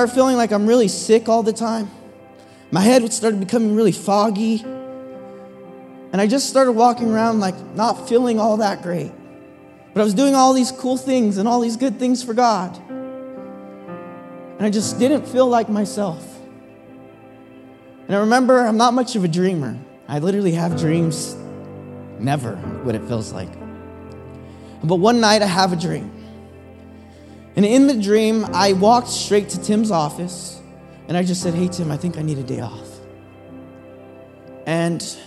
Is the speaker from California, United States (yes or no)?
yes; San Jose, California, United States; I'm from San Jose, born and raised